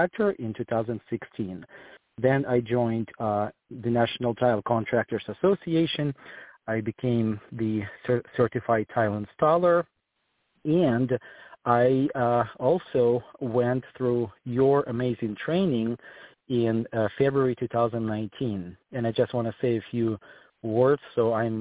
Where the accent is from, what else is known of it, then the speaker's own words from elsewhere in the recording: Ukraine; moved away as an adult; also born or lived in Germany / Switzerland / Portland; now in Greenville, United States; I am originally from Ukraine. I moved to the United States in 2008.